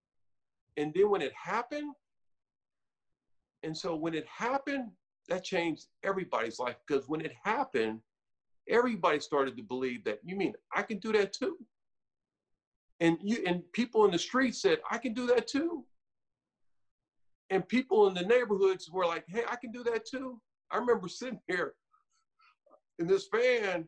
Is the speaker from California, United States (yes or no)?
yes; California, United States; I'm from Cali and I've been in California since I was 10